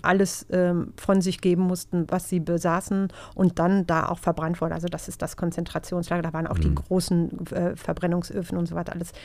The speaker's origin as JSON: {"language": "German", "town": "Gelsenkirchen", "region": "North Rhine-Westphalia", "country": "Germany", "tie": "born or raised there", "also_born_or_lived": "Dortmund", "said": "das habe ich aber alles in Gelsenkirchen gemacht, weil ich äh, wohne nämlich schon seit vielen, vielen Jahren in Gelsenkirchen, obwohl ich gebürtige Dortmunderin bin"}